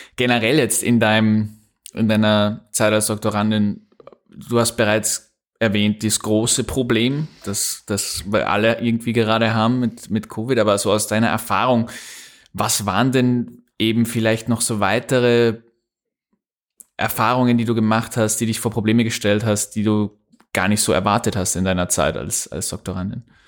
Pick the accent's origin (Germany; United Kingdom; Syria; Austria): Austria; Upper Austria; accent: Upper Austrian; ich spreche auch kein Österreichisch, ich spreche, wenn, dann Oberösterreichisch